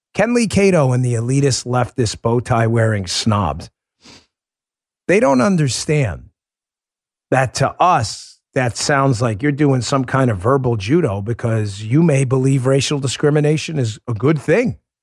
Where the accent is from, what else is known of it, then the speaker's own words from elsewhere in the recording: New York City, New York, United States; I grew up in Glendale, Queens